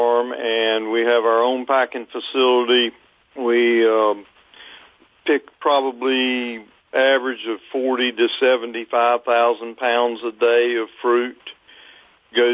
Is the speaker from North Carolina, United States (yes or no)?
yes; Fayetteville, North Carolina, United States; I grew up in Fayetteville, North Carolina